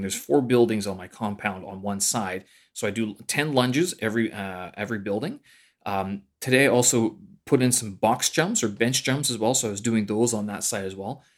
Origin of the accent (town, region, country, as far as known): Canada; born or raised there; moved away as an adult; now in Beijing, China